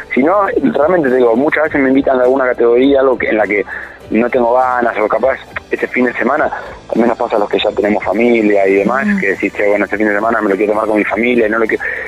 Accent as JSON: {"language": "Spanish", "region": "Buenos Aires", "country": "Argentina", "said": "soy porteño"}